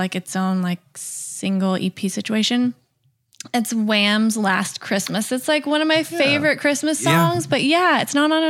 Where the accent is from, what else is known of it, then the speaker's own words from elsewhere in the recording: Tennessee, United States; I'm from Tennessee